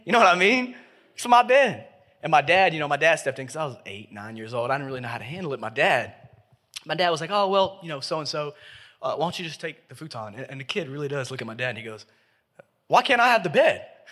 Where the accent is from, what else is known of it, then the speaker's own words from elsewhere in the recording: Memphis, Tennessee, United States; I grew up in Memphis, Tennessee. I've been here my whole life